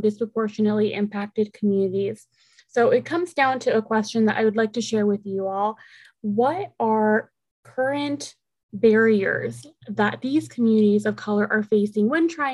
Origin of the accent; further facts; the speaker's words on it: Oceanside, California, United States; first language Spanish; English is a second language; I was also born and raised in Oceanside, and my first language was Spanish